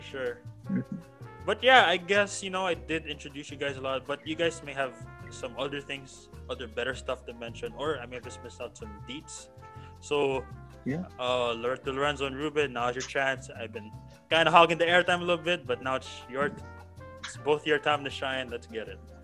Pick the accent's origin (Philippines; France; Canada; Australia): Philippines; also born or lived in San Francisco, United States; I was born in San Francisco but lived life here in the Philippines for the most part